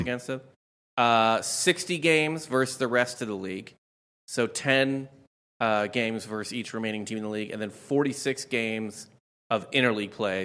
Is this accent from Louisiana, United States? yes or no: no; St. Louis, Missouri, United States; I grew up in Saint Louis